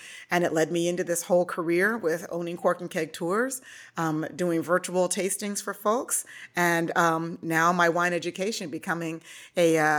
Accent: Nebraska, United States; also born or lived in Hawaii; But yeah, so I grew up in Nebraska and was in the Navy for 6 years, served over in Europe my entire enlistment, which is amazing.

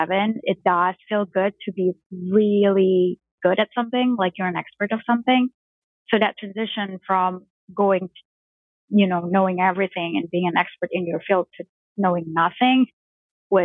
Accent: Jakarta, Indonesia; I grew up in Jakarta, Indonesia

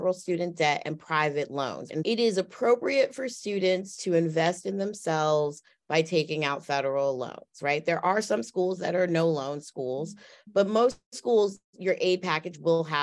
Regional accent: Washington, District of Columbia, United States; I grew up in Southeast DC

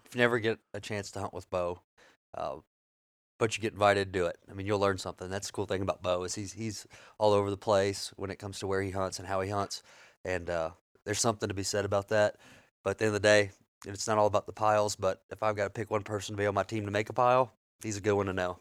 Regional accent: South Louisiana, United States; moved away; being from South Louisiana originally

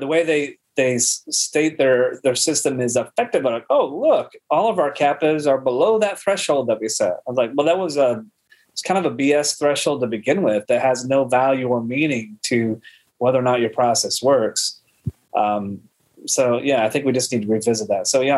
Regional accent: Midwest, United States; I grew up in the Midwest

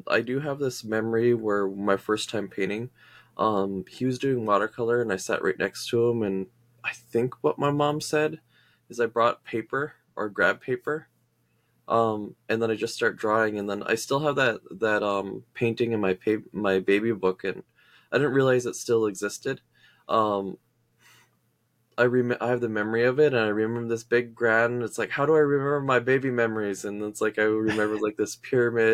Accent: Turtle Mountain Indian Reservation, North Dakota, United States; I'm from the place that's where the little river that sings on the Turtle Mountain Indian Res.

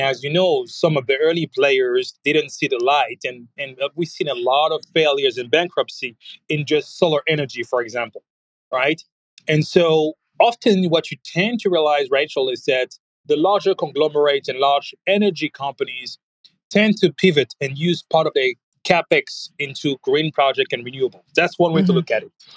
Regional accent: France; now in United States; I'm, French living in America

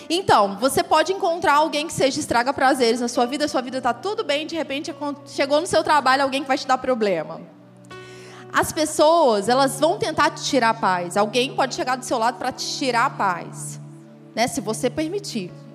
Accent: Goiás, Brazil; moved away as an adult; also born or lived in Rio de Janeiro; lá no Rio, e aí eu era goiana, então eu era diferente, né? dos cariocas. O sotaque já era diferente.

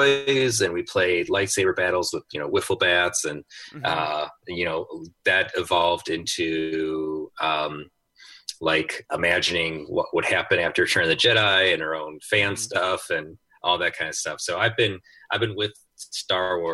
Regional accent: Chicago, Illinois, United States; going to Chicago, I grew up on the South Side

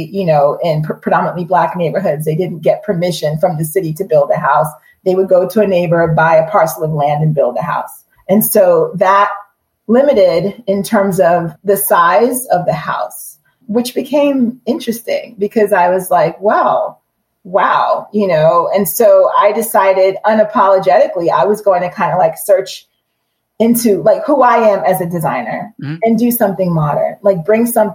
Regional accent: Long Island, New York, United States; moved away as an adult; also born or lived in Jamaica / Brooklyn, New York; now in Durham, United States; I grew up in Long Island

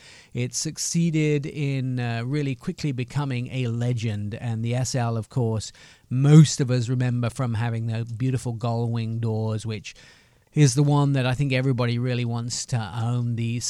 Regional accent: Affalterbach, Baden-Württemberg, Germany; English is a second language; And my German, although I speak it sometimes because I grew up in Germany, but I was fairly young, Alfeterbach.

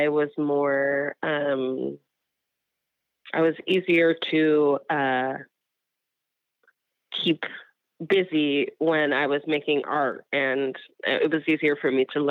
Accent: New York, United States; I am from New York

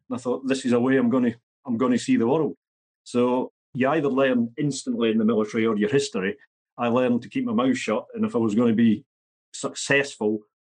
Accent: central belt of Scotland, United Kingdom; I grew up not where I am in Scotland at the moment, a working class central belt of Scotland

